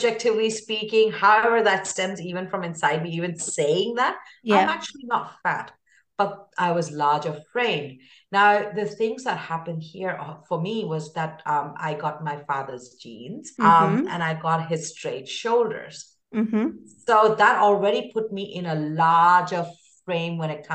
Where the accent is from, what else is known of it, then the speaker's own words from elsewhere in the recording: India; moved away; woman of color, I hail from India.